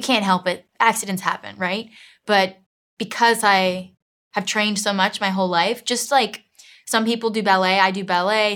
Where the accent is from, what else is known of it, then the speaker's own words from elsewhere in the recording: Miami, Florida, United States; moved away as an adult; now in London, United Kingdom; I'm from Miami, Florida, South Miami